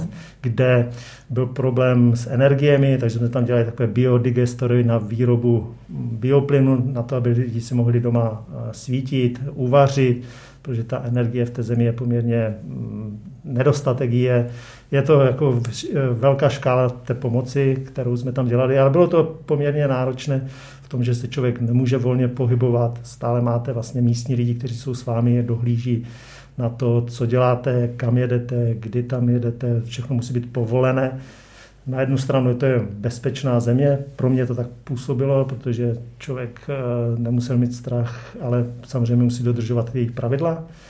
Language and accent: Czech; Frýdek-Místek, Moravian-Silesian Region, Czechia; also born or lived in India / Afghanistan / North Korea / Pakistan; jsem pocházím z Frýdku místku